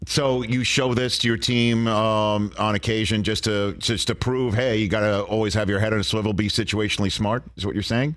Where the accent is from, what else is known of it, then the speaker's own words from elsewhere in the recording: New York City, New York, United States; accent: New York; moved away; my hometown of Staten Island, New York